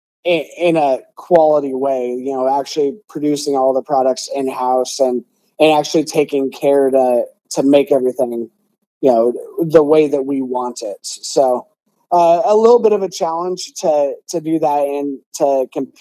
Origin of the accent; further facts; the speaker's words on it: West Des Moines, Iowa, United States; I grew up in Des Moines, in West Des Moines specifically